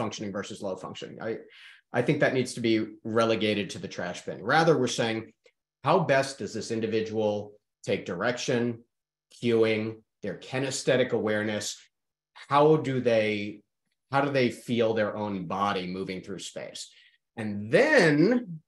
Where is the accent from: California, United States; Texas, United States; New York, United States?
New York, United States; accent: fast talk; now in Charlotte, United States; I am from New York